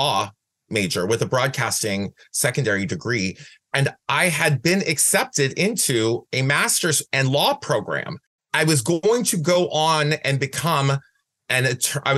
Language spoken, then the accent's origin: English; Van Wert, Ohio, United States; moved away as an adult; also born or lived in Cleveland, Ohio; now in San Francisco, United States; I was born in Van Wert, Ohio